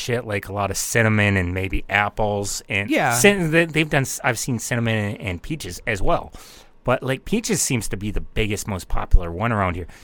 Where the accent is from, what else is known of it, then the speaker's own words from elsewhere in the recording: North Dakota, United States; my home state sometimes. Like, I love it here